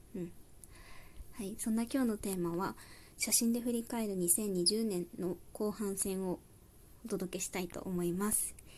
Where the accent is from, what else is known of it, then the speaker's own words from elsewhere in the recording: Saitama, Japan; moved away; 私地元は埼玉でして